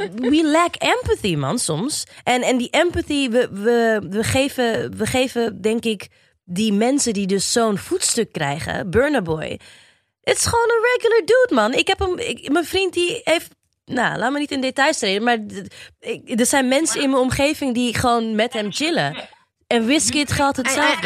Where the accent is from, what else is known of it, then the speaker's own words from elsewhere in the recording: Rotterdam, South Holland, Netherlands; now in Diemen, Netherlands; woon op dit moment in het pittoreske Diemen, maar het is altijd Rotterdam ah, West Side for life.